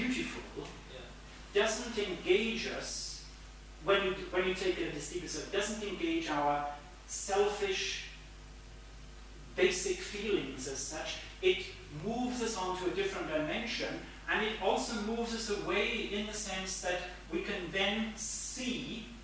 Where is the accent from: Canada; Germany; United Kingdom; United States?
United Kingdom; Cambridge, East of England; I come from Cambridge, where they're all, well, not all scientists, a lot of scientists and engineers and technicians